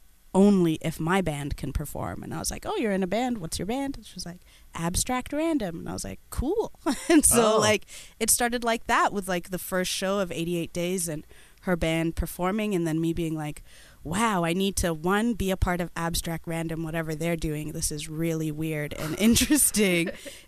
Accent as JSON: {"language": "English", "town": "Toronto", "region": "Ontario", "country": "Canada", "tie": "born or raised there", "also_born_or_lived": "Kenya", "said": "I am originally Ethiopian and Eritrean, but grown up in Toronto all my life"}